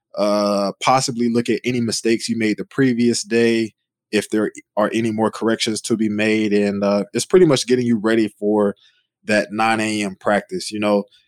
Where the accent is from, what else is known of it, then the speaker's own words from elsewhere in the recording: Charlotte, North Carolina, United States; moved away as an adult; now in Oklahoma, United States; I was born and raised in Charlotte, North Carolina